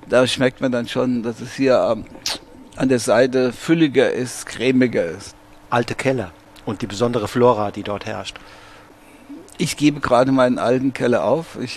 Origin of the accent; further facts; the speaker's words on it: Hesse, Germany; Rheingau ist meine Heimat. Hier drüben im ersten Stock bin ich geboren, 1945. Und ich war noch nie länger als am Stück 28 Tage von diesem Stückchen Erde entfernt.